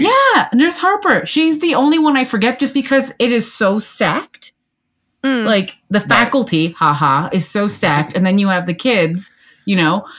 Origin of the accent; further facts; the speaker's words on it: Canada; I'm Canadian